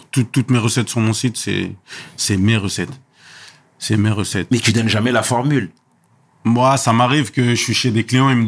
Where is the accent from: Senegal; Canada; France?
Senegal; Chez moi au Sénégal, pareil tu vois, quand tu voyages, tu as plus d'imagination